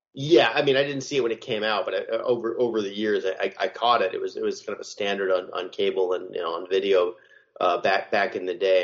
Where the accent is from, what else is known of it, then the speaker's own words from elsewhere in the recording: Arizona, United States; I grew up in Arizona